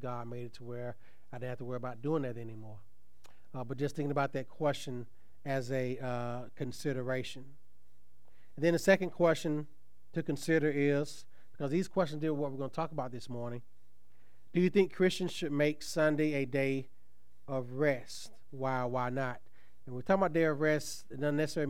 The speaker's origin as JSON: {"language": "English", "town": "Tuskegee", "region": "Alabama", "country": "United States", "tie": "born or raised there", "said": "when I was growing up in Tuskegee"}